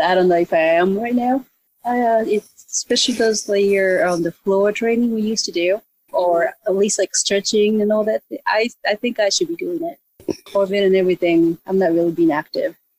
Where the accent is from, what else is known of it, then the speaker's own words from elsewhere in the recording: Japan; moved away as an adult; now in Los Angeles, United States; I grew up in Japan, and I actually live in a place that kind of close to where this whole ninja thing originated.